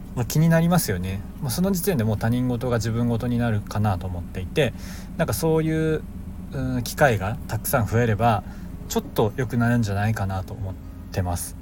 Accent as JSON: {"language": "Japanese", "country": "Japan", "tie": "born or raised there", "said": "僕は今日本に生まれた"}